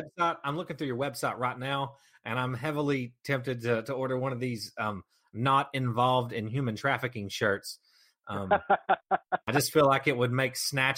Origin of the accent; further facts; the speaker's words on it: Kentucky, United States; I'm from Kentucky, man.